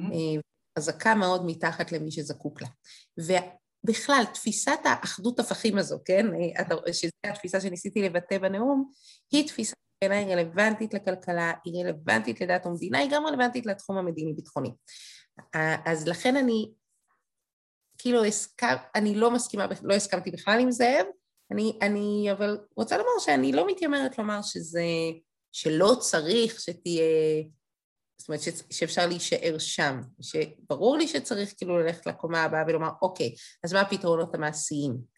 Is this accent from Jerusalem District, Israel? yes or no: yes; Jerusalem, Jerusalem District, Israel; אני ירושלמית